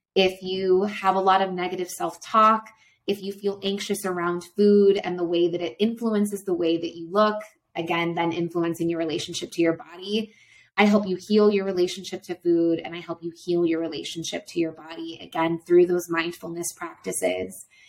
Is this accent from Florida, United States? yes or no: yes; Florida, United States; now in Quito, Ecuador; I'm from Florida